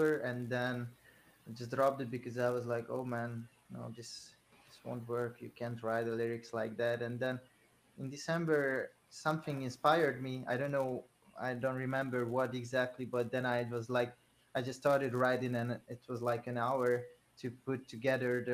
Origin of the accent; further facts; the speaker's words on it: Hungary; English is a second language; I'm actually from Hungary, not from Ukraine.